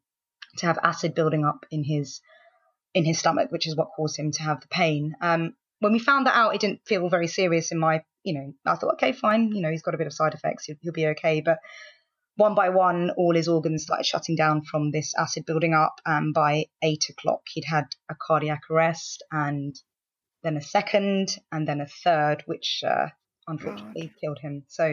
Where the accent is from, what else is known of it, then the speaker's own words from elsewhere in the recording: London, United Kingdom; I am from London and I am 33 years old